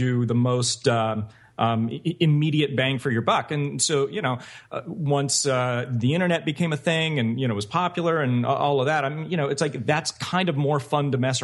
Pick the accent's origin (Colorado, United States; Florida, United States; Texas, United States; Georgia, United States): Georgia, United States; Conyers; moved away; also born or lived in Oscoda, Michigan; I was born in Oscoda, Michigan, on an Air Force base because my dad was in the Air Force. But I was only there for a few months. I really grew up in Conyers